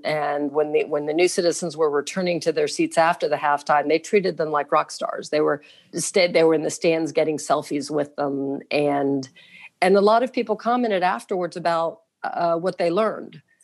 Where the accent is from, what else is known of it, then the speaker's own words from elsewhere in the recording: Jacksonville, Florida, United States; I was born and raised here in Jacksonville